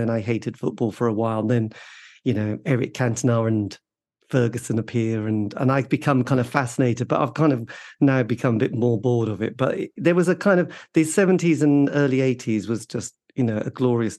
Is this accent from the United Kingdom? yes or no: yes; Ipswich, East of England, United Kingdom; I was growing up in the Ipswich area